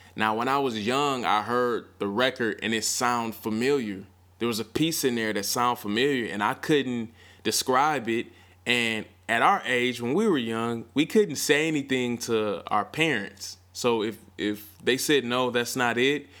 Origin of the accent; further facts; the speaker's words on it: Milwaukee, Wisconsin, United States; My hometown, Mill City